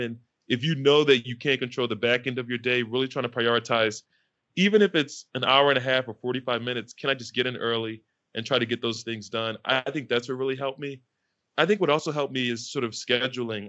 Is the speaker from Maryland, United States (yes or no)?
no; Philadelphia, Pennsylvania, United States; moved away as an adult; also born or lived in California; I was fortunate enough growing up in Philly